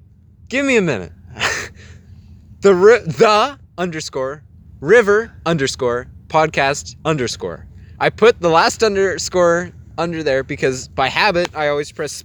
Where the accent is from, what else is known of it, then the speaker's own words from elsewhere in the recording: Field, British Columbia, Canada; now in Golden, Canada; I grew up mostly in Field.